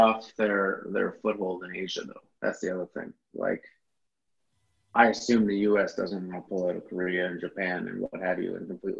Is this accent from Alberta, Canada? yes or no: no; Toronto, Ontario, Canada; I'm from Toronto